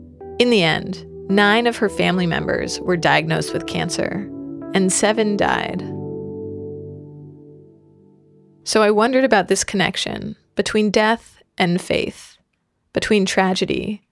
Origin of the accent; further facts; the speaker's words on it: Seattle, Washington, United States; now in Vermont, United States; I'm from Seattle.